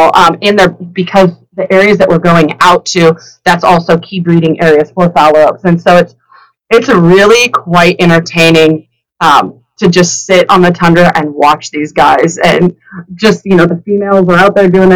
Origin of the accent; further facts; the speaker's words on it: Washington, United States; moved away; I grew up in Washington